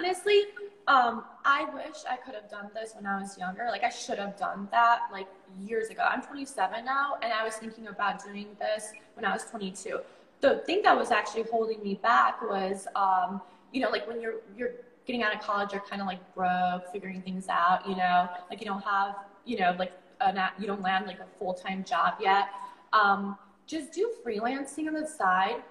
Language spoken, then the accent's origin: English; Chicago, Illinois, United States; moved away as an adult; now in Bali, Indonesia; I grew up in Chicago